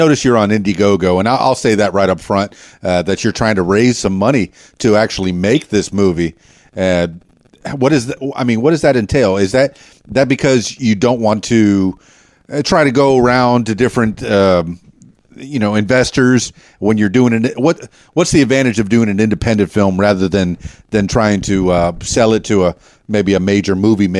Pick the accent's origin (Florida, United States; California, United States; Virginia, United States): Florida, United States; Miami; born there; also born or lived in Indianapolis; Yeah, I was born in Miami, but I think I lived in Indianapolis or somewhere around there in my early life, and I don't remember a thing about it.